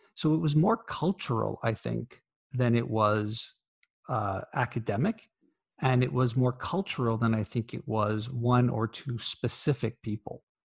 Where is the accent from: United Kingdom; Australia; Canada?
Canada; as a Canadian